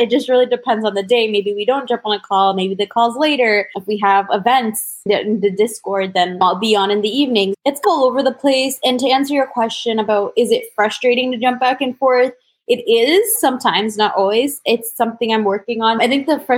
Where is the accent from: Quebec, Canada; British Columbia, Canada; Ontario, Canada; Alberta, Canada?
Ontario, Canada; Toronto; I was born in Toronto, or just outside of Toronto.